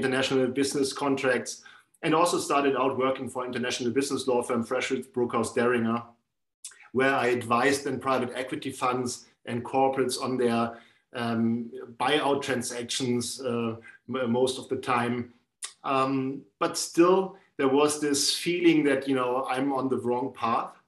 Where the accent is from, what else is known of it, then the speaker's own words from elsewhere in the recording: Northern Germany, Germany; I grew up in the north of Germany.